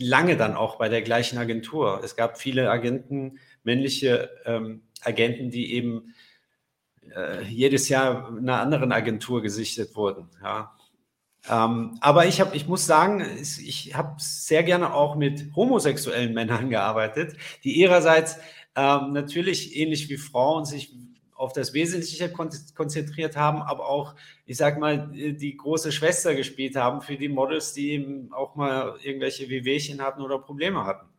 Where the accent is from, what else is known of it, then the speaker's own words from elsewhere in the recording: Frankfurt, Hesse, Germany; moved away; also born or lived in Paris; ich bin ja in Frankfurt aufgewachsen